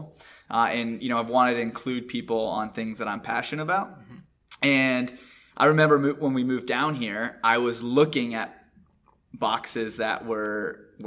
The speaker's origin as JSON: {"language": "English", "town": "Williamsport", "region": "Pennsylvania", "country": "United States", "moved": "as an adult", "lives_now": "North Carolina, United States", "said": "we're from North Central Pennsylvania, which is Williamsport area"}